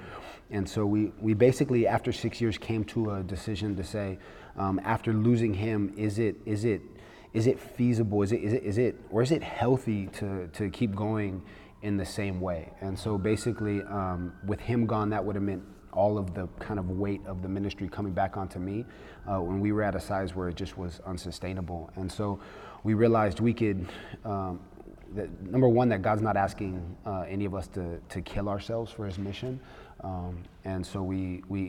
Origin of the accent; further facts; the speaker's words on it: Los Angeles, California, United States; I'm from Los Angeles, California